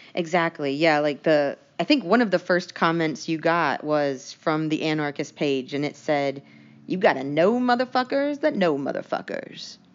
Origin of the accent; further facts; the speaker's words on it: United States; we're from the United States